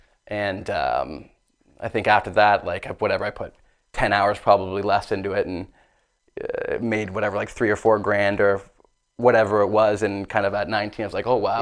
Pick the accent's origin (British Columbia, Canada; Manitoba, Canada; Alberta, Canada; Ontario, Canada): Ontario, Canada; Barrie; also born or lived in Los Angeles; I was born and raised in Barrie, Ontario